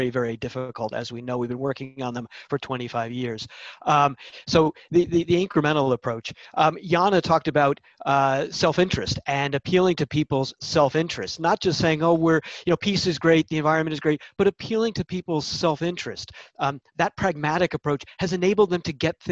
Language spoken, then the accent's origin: English; United States; as an American